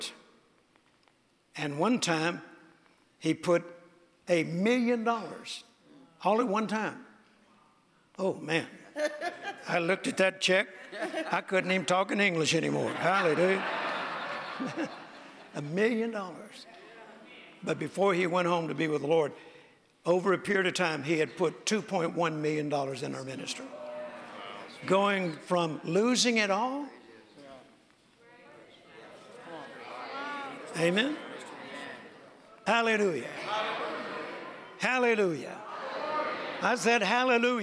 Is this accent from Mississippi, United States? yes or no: yes; Mississippi, United States; when I was growing up, particularly when I was born in Mississippi on a farm in a very rural area